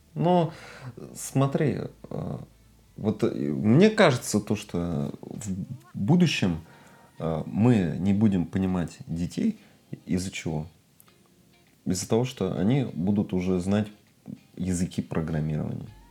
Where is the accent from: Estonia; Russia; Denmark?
Russia